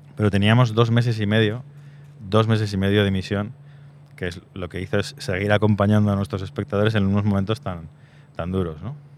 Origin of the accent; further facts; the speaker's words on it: Zaragoza, Aragon, Spain; Soy de Zaragoza